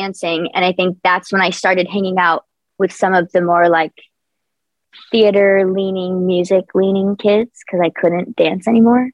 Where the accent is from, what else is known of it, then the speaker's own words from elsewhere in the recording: New Jersey, United States; moved away as an adult; now in Los Angeles, United States; Born and raised in New Jersey, yeah, for the first 18 years of my life